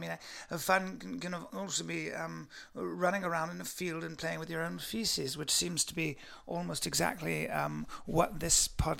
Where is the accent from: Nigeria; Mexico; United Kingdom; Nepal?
United Kingdom; London; now in Cheshire, United Kingdom; I live in Cheshire for the most part. I'm from London originally, of course.